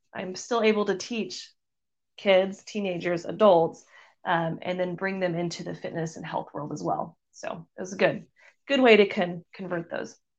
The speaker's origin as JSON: {"language": "English", "region": "Missouri", "country": "United States", "said": "I moved back to Missouri, which is where I'm from"}